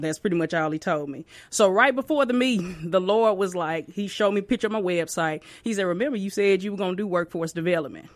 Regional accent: Tupelo, Mississippi, United States; now in Pearl, United States; I'm from Tupelo, Mississippi

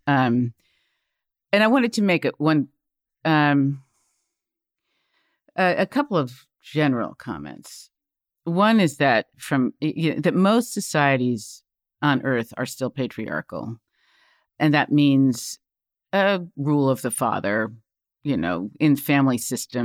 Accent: United States; I come from the United States.

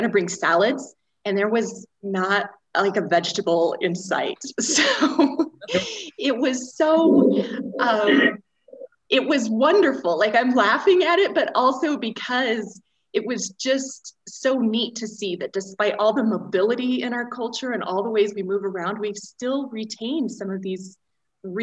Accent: New Castle, Colorado, United States; moved away as an adult; also born or lived in Longmont, Colorado; I grew up in Western Colorado, so I'm near Longmont now. I grew up in a tiny town called Newcastle

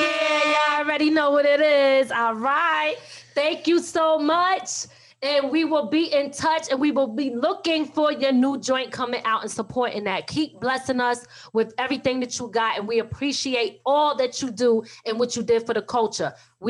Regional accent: Philadelphia, Pennsylvania, United States; I'm not even originally from New York, though. I'm from Philly, like originally.

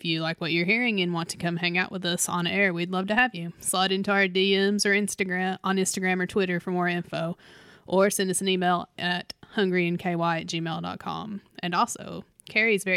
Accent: London, Kentucky, United States; London, Kentucky, my hometown

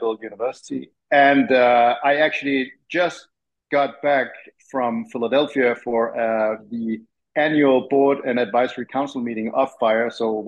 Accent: Copenhagen, Capital Region of Denmark, Denmark; moved away as an adult; now in Tennessee, United States; I was born and raised in Denmark and Copenhagen

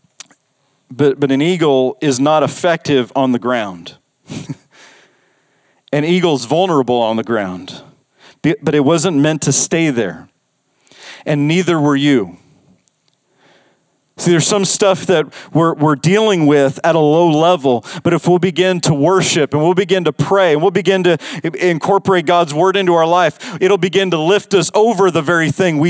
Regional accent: Las Vegas, Nevada, United States; I grew up in Las Vegas.

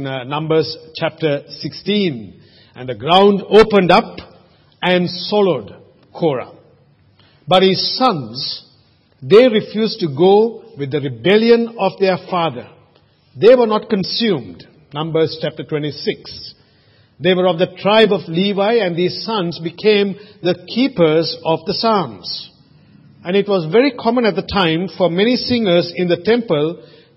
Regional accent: Sri Lanka; now in Australia; When I was growing up in Sri Lanka, we used to always boil the water before we drank it.

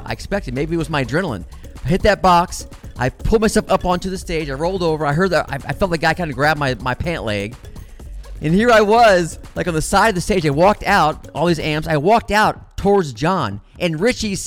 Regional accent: Midwest, United States; moved away as an adult; now in Los Angeles, United States; I was from the Midwest

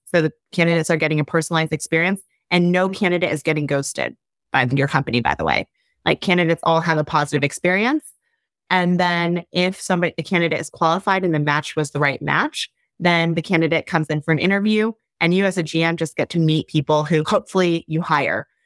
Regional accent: Ohio, United States; I grew up in Ohio.

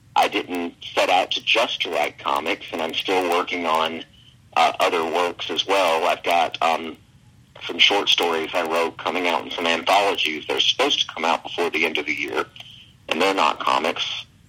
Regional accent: Alabama, United States; I'm from Alabama

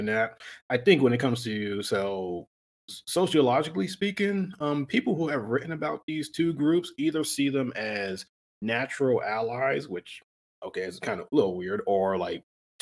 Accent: Allentown, Pennsylvania, United States; also born or lived in Bethlehem, Pennsylvania; I'm from Allentown, Pennsylvania, and it's a majority Latino community now

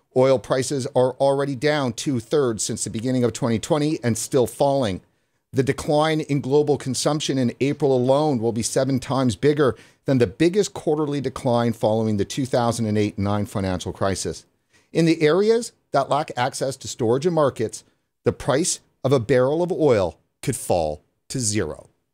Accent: Prince George, British Columbia, Canada; moved away; I'm actually from Prince George originally

